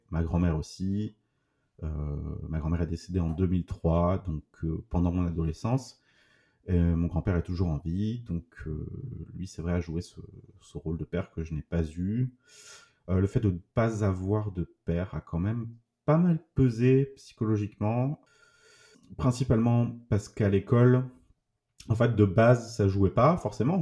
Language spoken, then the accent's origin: French; Toulouse, Occitania, France; je suis né à Toulouse euh, en 87